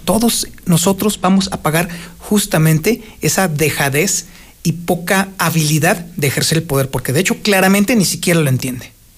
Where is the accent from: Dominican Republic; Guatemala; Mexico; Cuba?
Mexico; Aguascalientes